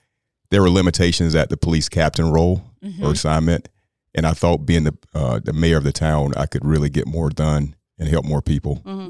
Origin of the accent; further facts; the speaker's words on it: Apex, North Carolina, United States; I'm born and raised in Apex, 600 First Street, which is in an area called Justice Heights, predominantly Black neighborhood of Apex.